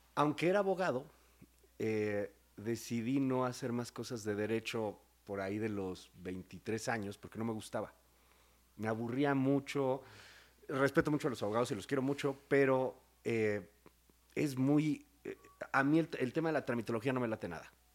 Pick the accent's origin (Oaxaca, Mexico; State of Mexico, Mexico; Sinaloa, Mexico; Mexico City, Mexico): Mexico City, Mexico; moved away as an adult; also born or lived in Querétaro; soy de la Ciudad de México, pero viví mucho tiempo en Querétaro.